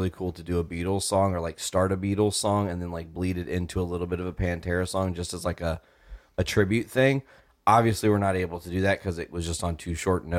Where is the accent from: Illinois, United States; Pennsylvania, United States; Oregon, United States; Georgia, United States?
Illinois, United States; I'm from Illinois